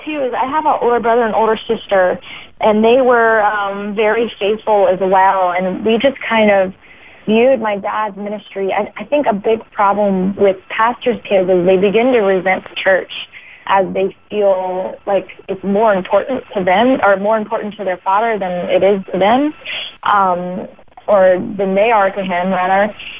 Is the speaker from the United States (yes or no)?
yes; Ohio, United States; also born or lived in Alabama / Florida; Yes, I was born in Ohio and kind of moved around, lived there and in Alabama and then in Florida.